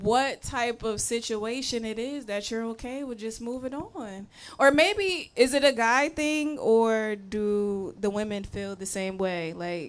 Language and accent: English; Connecticut, United States; now in Houston, United States; When I first moved here to Houston, that was a challenge for me because I was coming from Connecticut.